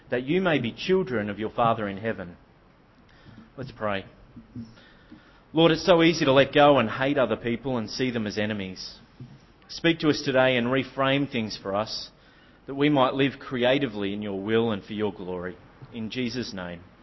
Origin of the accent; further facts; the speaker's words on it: Melbourne, Victoria, Australia; moved away; I come from Melbourne originally.